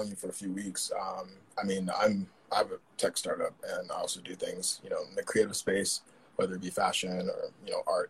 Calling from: Paris, Île-de-France, France; I'm calling from Paris. We're on lockdown here.

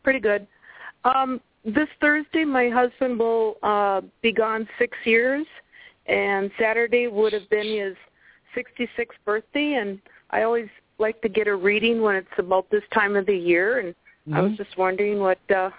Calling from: Wisconsin, United States; calling from Wisconsin.

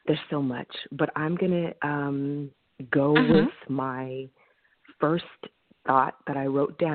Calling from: Bronx, New York, United States

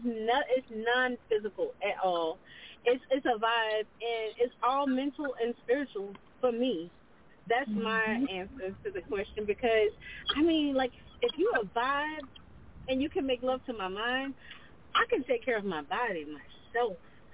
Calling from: Lafayette, Louisiana, United States; I'm calling from Lafayette

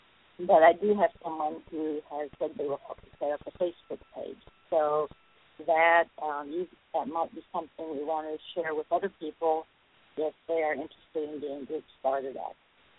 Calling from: Memphis, Tennessee, United States; Thank you. … from Memphis.

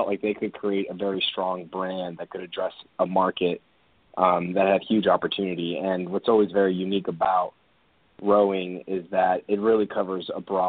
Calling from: California, United States; I'm calling here from Orange County in our corporate offices.

